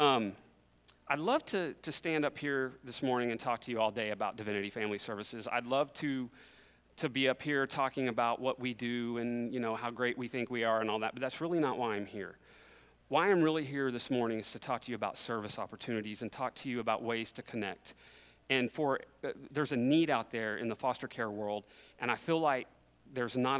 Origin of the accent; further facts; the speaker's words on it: Kerrville, Texas, United States; also born or lived in Medina, Texas; I was born here in Kerrville. I was raised here. I attended this church for many years until my family moved out to Medina, where I grew up out at Arms of Hope